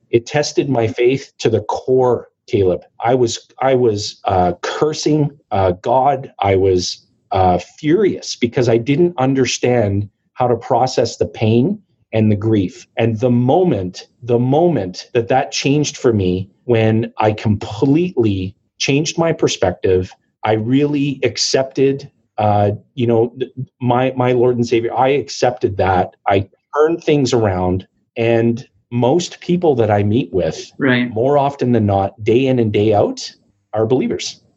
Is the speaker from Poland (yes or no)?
no; Timmins, Ontario, Canada; I was born and raised in Timmins, Ontario, and Timmins is a small mining and forestry community